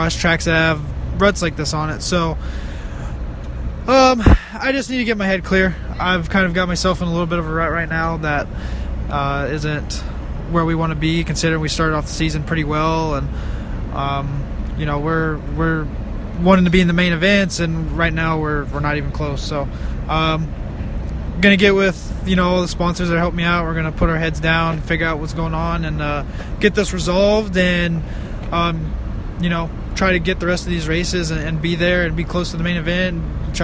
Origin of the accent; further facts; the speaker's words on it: Dallas, Texas, United States; It's my hometown race